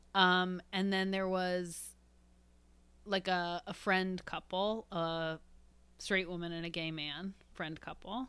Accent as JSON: {"language": "English", "town": "Evanston", "region": "Illinois", "country": "United States", "said": "from Evanston"}